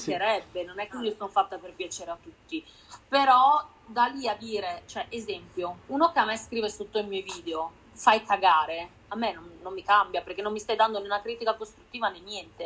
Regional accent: Udine, Friuli-Venezia Giulia, Italy; now in Milan, Italy; Io sono di Udine, sono friulana, però vivo a Milano

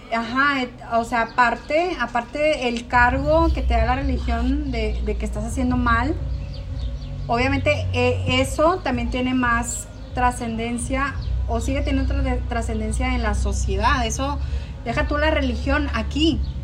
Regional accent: northern Mexico, Mexico; soy mexicana, soy norteña

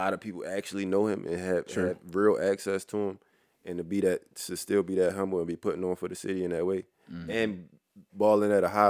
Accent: Baltimore, Maryland, United States; I ain't from the DMV, I'm from Baltimore.

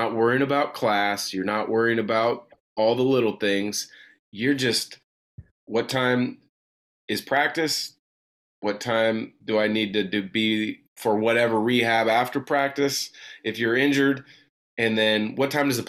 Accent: the Northwest, Pacific Northwest, United States; moved away as an adult; also born or lived in Atlanta; I'm from the Northwest. It's a different pace of life.

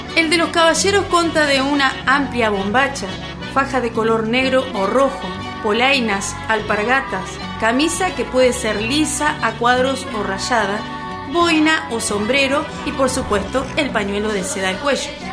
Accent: Entre Ríos, Argentina; que nos identifica como entrerrianos

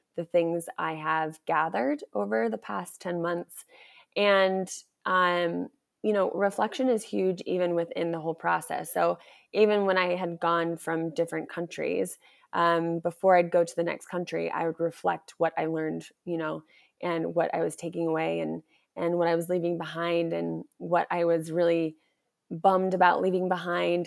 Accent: United States; I'm back in my home country.

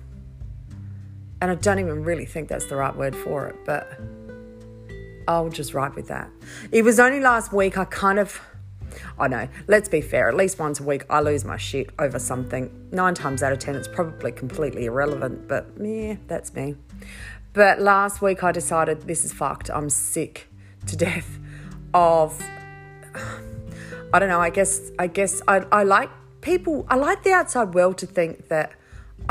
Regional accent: Riverland, South Australia, Australia; also born or lived in Mackay, Queensland; I spent all of my teenage years growing up in the Riverland

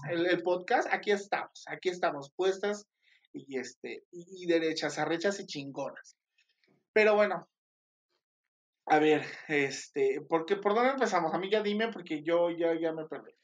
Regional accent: Mexico; soy mexicana y chingona

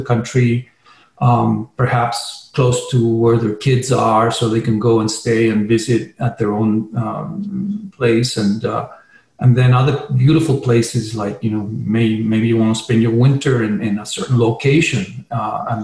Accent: Chile; now in Sedona, United States; I'm originally from Chile, so that's, you know, I have obviously a Spanish background

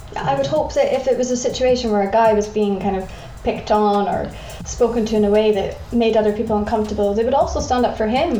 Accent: Scotland, United Kingdom; I'm from Scotland

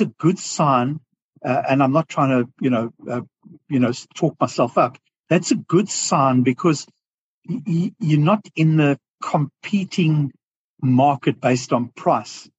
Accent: South Africa; accent: South African; moved away as an adult; now in Australia; I have a South African accent because I grew up most of my life in South Africa, but I emigrated to Australia 14 years ago

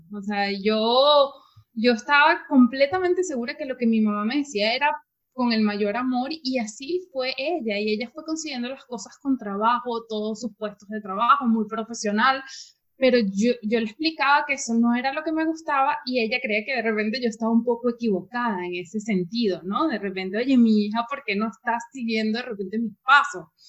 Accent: Venezuela; moved away as an adult; yo soy venezolana

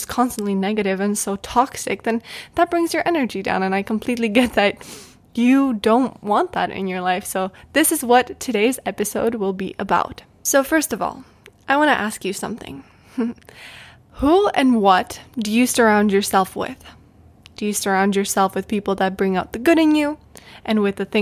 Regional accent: Czechia; moved away as an adult; I love my home country. I love the Czech Republic

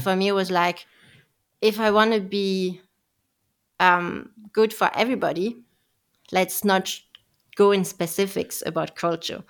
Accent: France; I was raised and born in France, so not, not German

